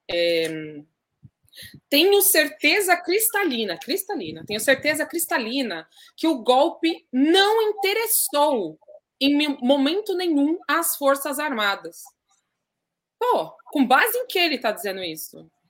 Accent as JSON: {"language": "Portuguese", "town": "Jundiaí", "region": "São Paulo", "country": "Brazil", "said": "Eu, eu, eu sou de Jundiaí, uma cidade no interior de São Paulo, moro lá."}